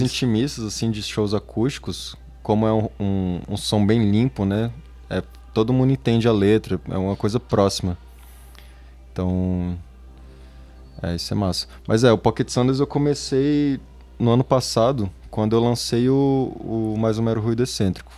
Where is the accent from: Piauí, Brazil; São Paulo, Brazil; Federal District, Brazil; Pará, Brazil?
Federal District, Brazil; Brasília; moved away; also born or lived in Manchester; eu sou de Brasília